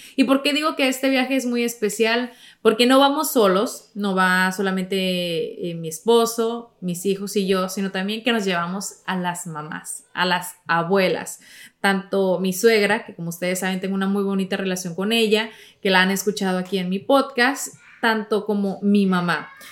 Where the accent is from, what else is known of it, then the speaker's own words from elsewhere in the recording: Mexico; moved away; cuando era niña en México